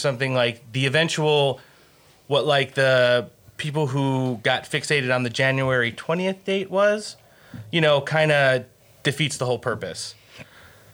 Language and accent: English; Northeast, United States; I grew up in the Northeast, the tri-state area